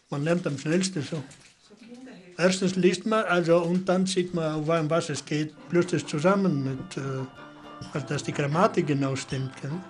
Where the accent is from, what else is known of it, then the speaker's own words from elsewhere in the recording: Italy; now in Germany; Ja, ein Deutscher jetzt, ne? Ich bin ja kein Italiener